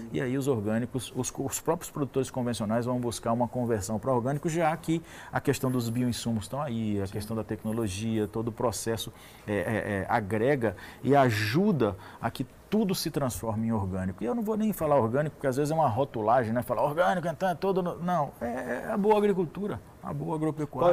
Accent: Brazil

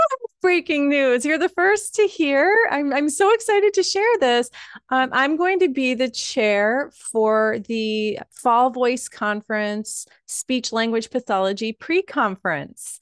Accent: Wappingers Falls, New York, United States; now in Westchester County, United States; as someone who is a Hudson Valley girl, I'm from Wappingers Falls originally

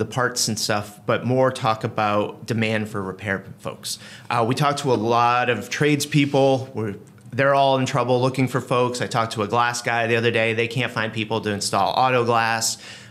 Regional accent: Maine, United States; moved away; Yeah, I'm from Maine originally

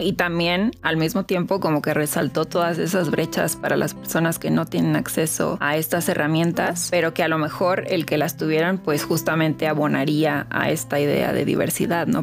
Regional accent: Mexico; yo soy mexicana

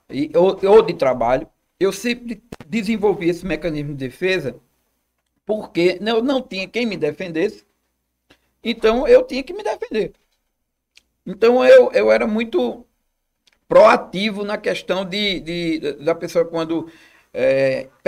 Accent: Olinda, Pernambuco, Brazil; also born or lived in Recife; Eu nasci na Boa Vista, em Recife. E com alguns meses de idade, nós nos mudamos para Olinda.

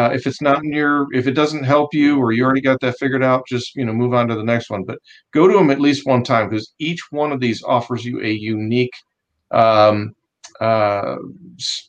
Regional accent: Cleveland, Ohio, United States; moved away; I'm a Yankee from Cleveland

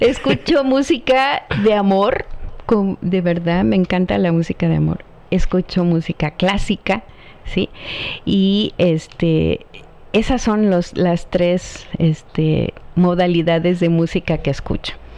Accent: Chilpancingo, Guerrero, Mexico; mi tierra

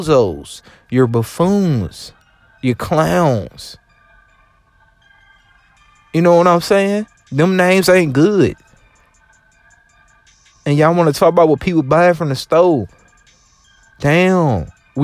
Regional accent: the South, United States; accent: country, Louisiana; I'm from the South

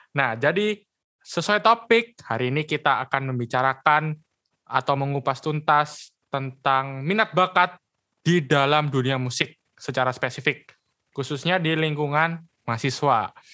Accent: Surabaya, East Java, Indonesia; oke lu dari Surabaya oke berarti sama kayak gue ya dari Surabaya

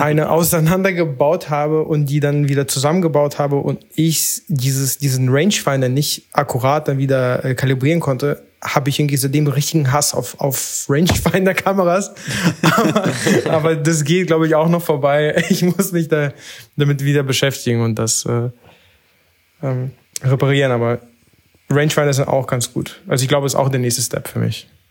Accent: Berlin, Germany; ich komme aus Berlin

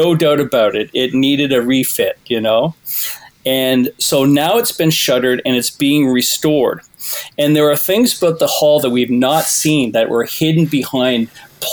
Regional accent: Toronto, Ontario, Canada; When I was a kid growing up in Toronto

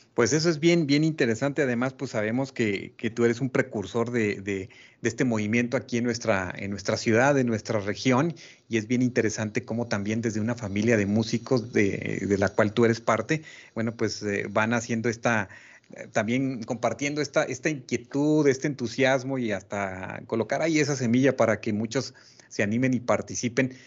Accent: Mexico; como propios, como mexicanos

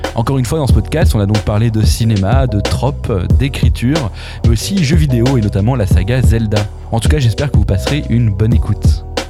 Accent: Dijon, Bourgogne-Franche-Comté, France; je viens de Dijon

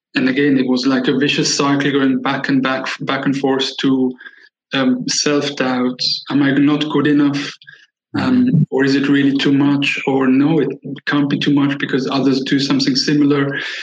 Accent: Switzerland; I was born and raised in Switzerland

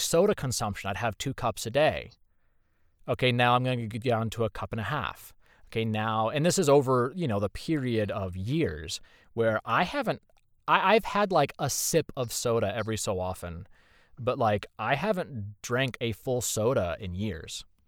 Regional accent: Indiana, United States; moved away as an adult; now in Texas, United States; I'm from Indiana, born and raised

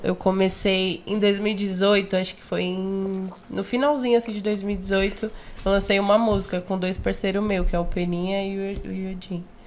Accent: São Paulo, Brazil; eu nasci na Zona Norte, ali no, na Caneda, Vila Maria

